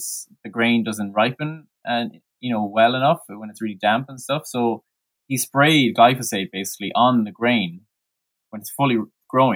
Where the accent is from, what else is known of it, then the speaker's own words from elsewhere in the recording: Mayo, Connacht, Ireland; now in County Clare, Ireland; I'm from Mayo, which is, a good 3 hours away from Clare, and where my parents are.